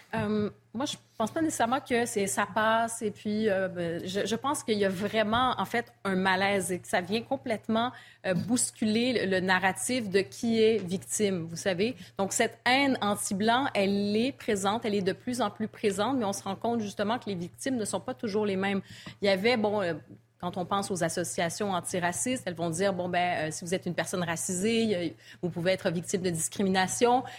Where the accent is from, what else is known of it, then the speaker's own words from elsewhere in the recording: Montreal, Quebec, Canada; moved away; je suis originaire de Montréal.